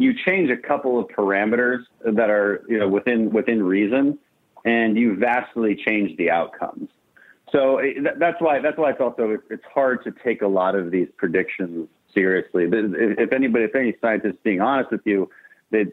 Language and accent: English; Houston, Texas, United States; We're from Houston.